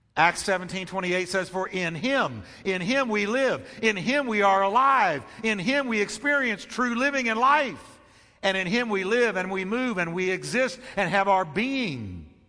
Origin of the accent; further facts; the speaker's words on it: United States; as an American